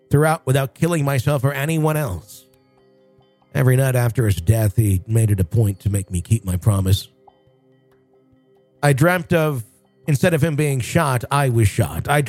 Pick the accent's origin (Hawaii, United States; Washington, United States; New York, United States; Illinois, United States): Hawaii, United States; Let's start off by simply stating that I grew up in Hawaii on the Big Island